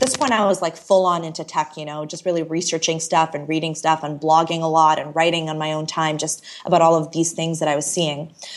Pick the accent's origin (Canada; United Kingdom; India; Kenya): Canada; also born or lived in Toronto / Chicago; I moved to Chicago randomly as a Canadian